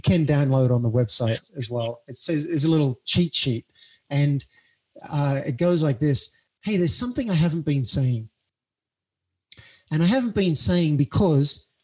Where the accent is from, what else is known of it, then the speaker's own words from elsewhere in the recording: Cessnock, New South Wales, Australia; moved away as an adult; also born or lived in New York, United States; now in United States; I went back to my hometown of Cessnock